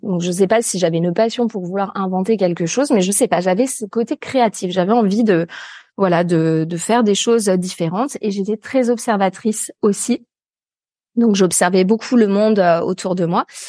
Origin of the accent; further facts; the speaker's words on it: near Lyon, Auvergne-Rhône-Alpes, France; also born or lived in Paris; là où je suis actuellement, d'ailleurs, c'est en pleine nature, en fait, euh, à la campagne, alors proche d'une ville un peu plus grande euh, qui est euh, Lyon